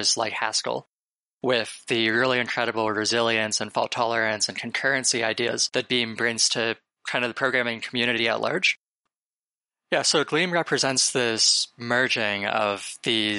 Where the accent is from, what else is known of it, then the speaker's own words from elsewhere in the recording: Waterloo, Ontario, Canada; moved away as an adult; now in Bay Area, United States; I'm originally from Canada. I grew up in Waterloo, Ontario, actually. I basically spent my entire life there